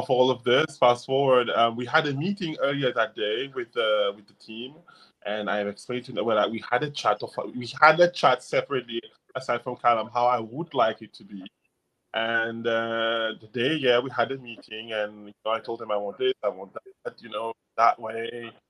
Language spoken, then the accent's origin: English; United States; English is a second language; now in United Kingdom; because you know I'm from the States, everyone likes to smile and they are very friendly.